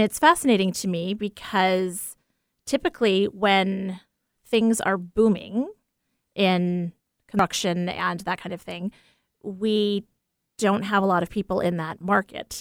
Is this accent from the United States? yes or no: yes; Port Washington, New York, United States; Port Washington, New York, one one oh five oh. That's the town that I was born